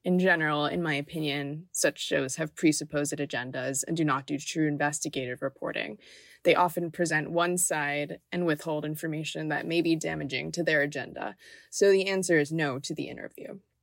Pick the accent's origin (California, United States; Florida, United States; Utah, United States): Florida, United States; Miami; growing up in Miami